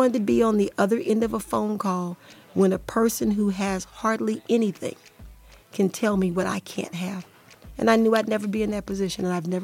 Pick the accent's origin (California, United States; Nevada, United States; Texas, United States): Nevada, United States; Las Vegas; I'm from Vegas. I went to Rancho High School.